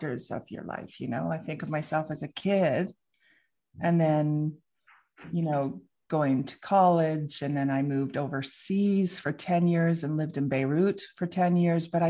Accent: Vancouver, British Columbia, Canada; I'm from Vancouver, British Columbia

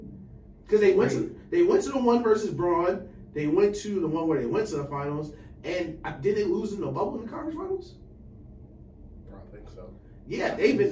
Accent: Atlanta, Georgia, United States; we grew up in Atlanta.

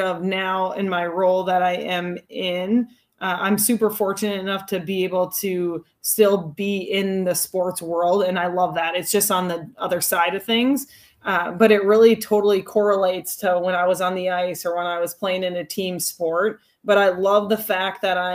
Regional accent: Hastings, Minnesota, United States; Growing up in Hastings

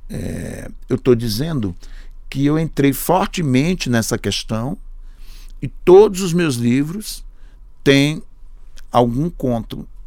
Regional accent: Sertânia, Pernambuco, Brazil; now in São Paulo, Brazil; Mas aqui era mal abrir a boca, de onde você é? Sertânia. Sabe? Me obrigou a dizer Sertânia. Pernambuco.

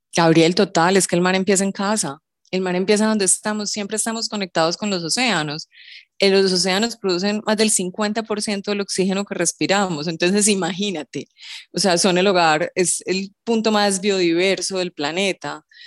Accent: Colombia; en nuestro país

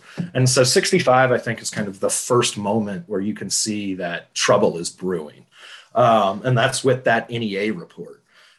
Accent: Gainesville, Florida, United States; So I'm originally from Gainesville, Florida.

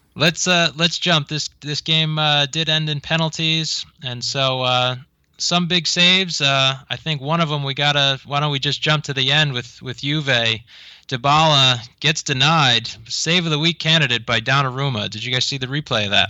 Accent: United States; I'm an American

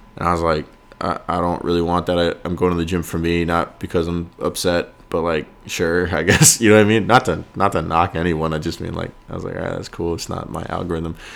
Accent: York, Maine, United States; now in Los Angeles, United States; York, Maine, my hometown

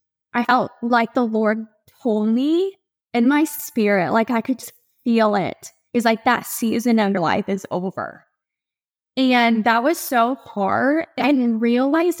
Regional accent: Ohio, United States; moved away as an adult; now in Charleston, United States; I'm originally from Ohio, and there's no beach there.

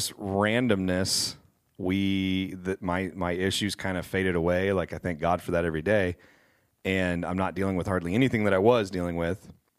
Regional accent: Kansas, United States; now in Wichita, United States; We're two lifelong friends. We grew up in Western Kansas together.

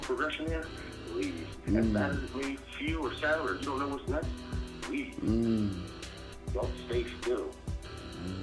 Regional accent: Pennsylvania, United States; growing up in the Burbs

